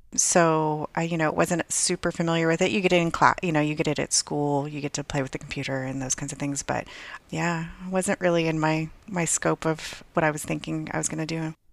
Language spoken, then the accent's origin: English; Southern California, United States; moved away as an adult; also born or lived in Hawaii / Virginia; I grew up in Southern California, not too far from the beach